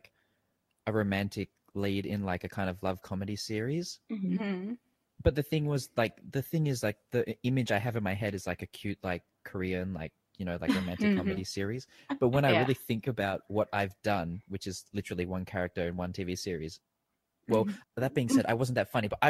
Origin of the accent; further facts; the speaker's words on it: Australia; moved away as an adult; now in Thailand; growing up in Australia